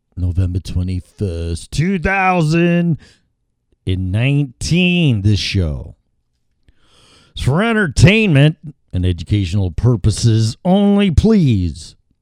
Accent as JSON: {"language": "English", "town": "Chicago", "region": "Illinois", "country": "United States", "tie": "born or raised there", "said": "Fifty-three years in Chicago"}